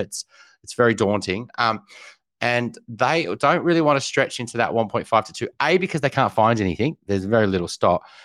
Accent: Newcastle, New South Wales, Australia; went up to Newcastle, where I grew up

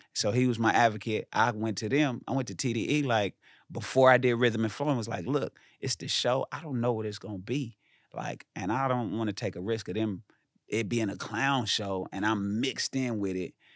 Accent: Inglewood, California, United States; I'm from Inglewood

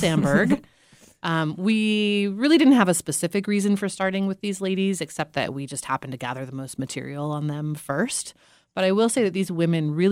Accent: the West, United States; I was born and raised in the West

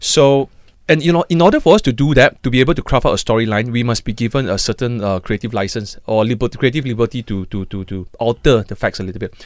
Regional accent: Malaysia; us as a Malaysian

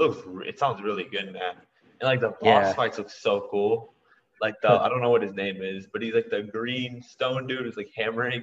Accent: Texas, United States; I don't even live there, I'm from Texas

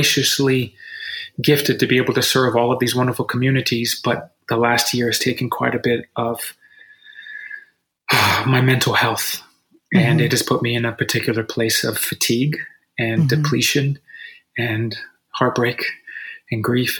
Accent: United States; as Americans

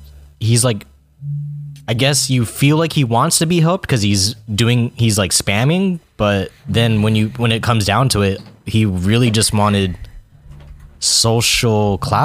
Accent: Virginia, United States; born there; I was born in Virginia.

